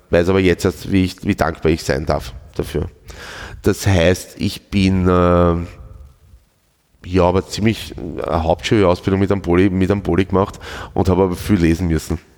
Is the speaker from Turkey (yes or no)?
no; Schwechat, Lower Austria, Austria; Ich bin aus Schwächert.